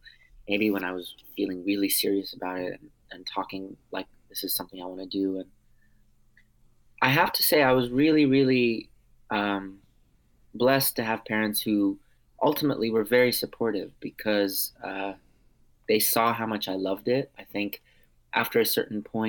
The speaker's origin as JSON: {"language": "English", "country": "United States", "first_language": "Armenian", "second_language": "English", "said": "I'm a first generation American, but I'm also 100% Armenian on both sides. My parents, who are both Armenian, met in the Boston area"}